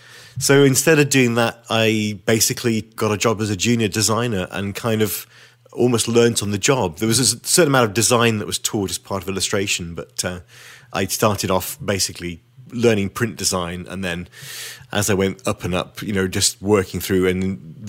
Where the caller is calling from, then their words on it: Witney, South East England, United Kingdom; So I'm speaking from Witney in Oxfordshire.